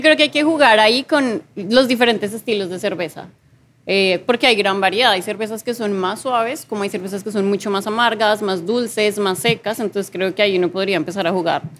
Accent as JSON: {"language": "Spanish", "region": "Bogotá", "country": "Colombia", "moved": "as an adult", "said": "yo también soy colombiana, soy de Bogotá"}